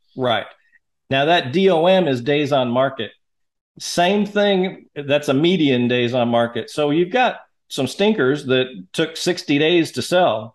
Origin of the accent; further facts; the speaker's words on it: Seattle, Washington, United States; now in Hot Springs Village, United States; I'm, was born and raised in Seattle